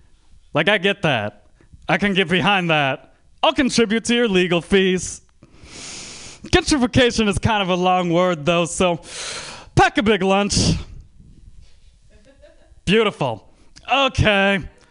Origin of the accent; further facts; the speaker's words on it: Bay Area, California, United States; So people in the Bay Area ask me where my accent is from a lot, which offends me because I'm from the Bay Area.